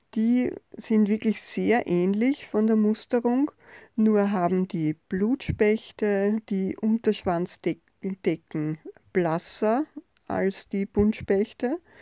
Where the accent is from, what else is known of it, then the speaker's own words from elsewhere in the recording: Austria; bei uns in Österreich und auch in Wien